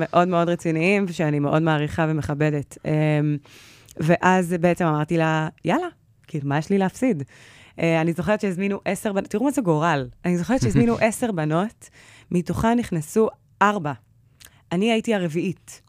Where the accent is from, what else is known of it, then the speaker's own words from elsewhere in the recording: Holon, Tel Aviv District, Israel; אני מחולון